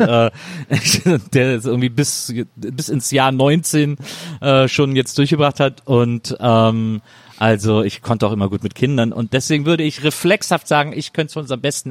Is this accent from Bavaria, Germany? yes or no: no; Bonn, North Rhine-Westphalia, Germany; Aus Bonn, meiner Geburtsstadt